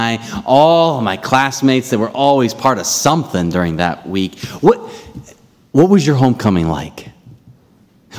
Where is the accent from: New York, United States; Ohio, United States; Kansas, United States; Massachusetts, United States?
Ohio, United States; growing up in Ohio